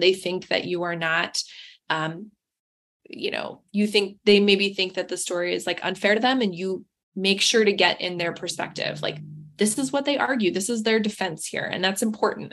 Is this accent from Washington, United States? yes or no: yes; Seattle, Washington, United States; moved away as an adult; So I'm from Seattle originally.